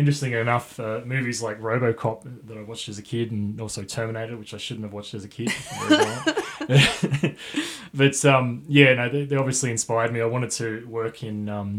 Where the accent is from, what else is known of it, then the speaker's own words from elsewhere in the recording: Dubbo, New South Wales, Australia; now in Armidale, Australia; I'm from Dubbo area